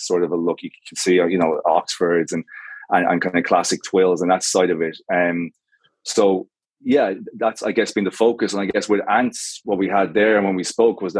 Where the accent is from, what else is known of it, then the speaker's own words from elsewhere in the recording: Galway, Connacht, Ireland; I'm Irish. So I grew up in the West Coast in Galway